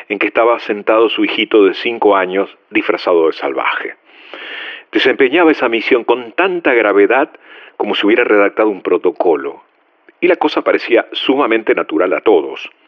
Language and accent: Spanish; Dominico, Buenos Aires Province, Argentina; Soy de Domínico.